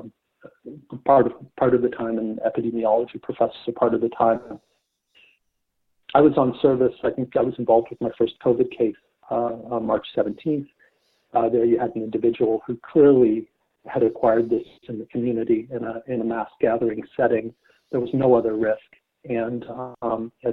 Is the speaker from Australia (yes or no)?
no; London, Ontario, Canada; now in Toronto, Canada; as a Londoner, as someone who went to Central and Western and whose folks live in London, you know, it's obviously a special place for me because it's my hometown